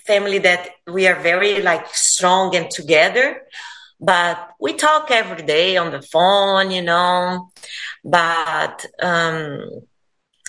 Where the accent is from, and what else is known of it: Brazil; English is a second language; now in United States